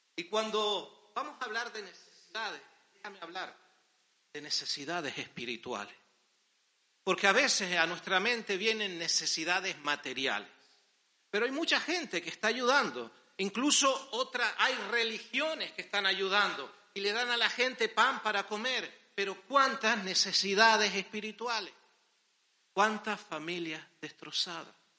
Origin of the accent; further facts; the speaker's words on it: Las Palmas, Canary Islands, Spain; somos de Las Palmas